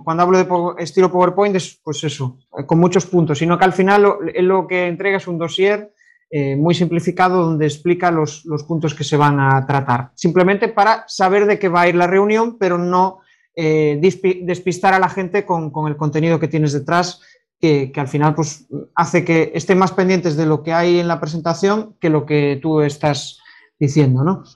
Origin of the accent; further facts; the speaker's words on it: Galicia, Spain; como buen gallego